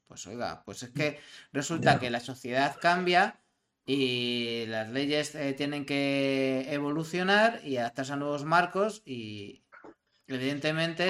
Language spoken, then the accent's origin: Spanish; Madrid, Community of Madrid, Spain; de donde yo vengo, de un barrio muy humilde de Madrid. Si yo mañana veo a mis vecinos de Orcasietas